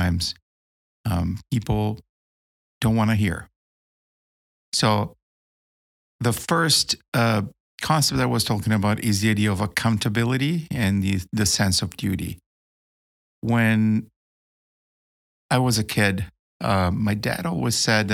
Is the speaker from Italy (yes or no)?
yes; Milan, Lombardy, Italy; moved away as an adult; now in United States; I'm here in my hometown of Milano